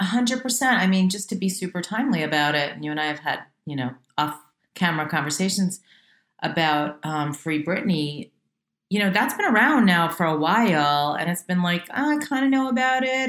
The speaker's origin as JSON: {"language": "English", "area": "Westchester", "region": "New York", "country": "United States", "tie": "born or raised there", "moved": "as an adult", "lives_now": "Los Angeles, United States", "said": "I was raised in Westchester, so right outside New York"}